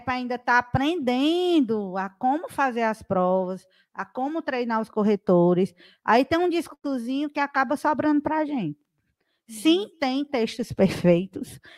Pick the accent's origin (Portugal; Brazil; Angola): Brazil; Ceará; Sou cearense meio.